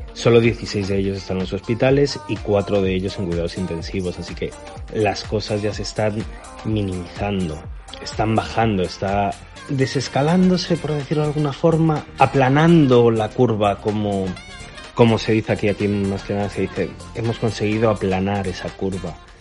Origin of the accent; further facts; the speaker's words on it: Spain; moved away; yo digo que soy español